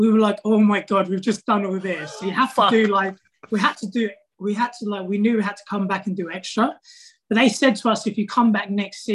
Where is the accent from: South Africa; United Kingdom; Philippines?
United Kingdom; England; moved away as an adult; also born or lived in Melbourne, Australia; I'm from England